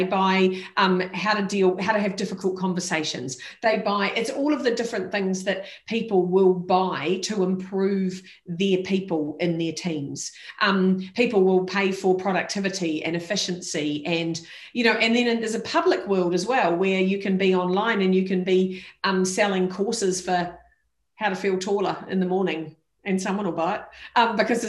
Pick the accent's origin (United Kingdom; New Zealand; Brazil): New Zealand; as a New Zealander